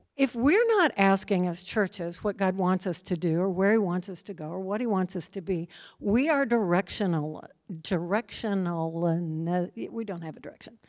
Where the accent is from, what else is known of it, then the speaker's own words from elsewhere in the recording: Midwest, United States; also born or lived in Minnesota; I grew up in the Midwest